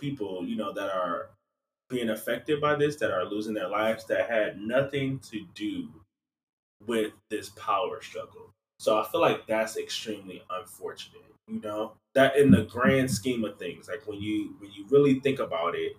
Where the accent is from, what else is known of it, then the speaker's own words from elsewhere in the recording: United States; I'm in America, so I am an American